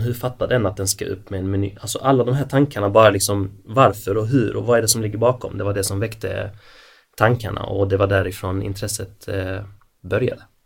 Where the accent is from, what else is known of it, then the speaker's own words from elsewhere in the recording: Malmö, Skåne, Sweden; now in Helsingborg, Sweden; Född och uppvuxen i Malmö